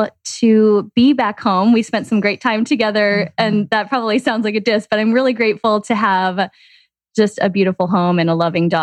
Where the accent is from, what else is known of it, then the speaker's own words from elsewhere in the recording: Green Bay, Wisconsin, United States; Green Bay, Wisconsin.